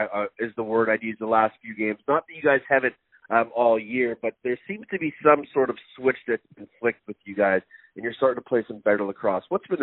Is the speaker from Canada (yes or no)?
yes; Victoria, British Columbia, Canada; I grew up in Victoria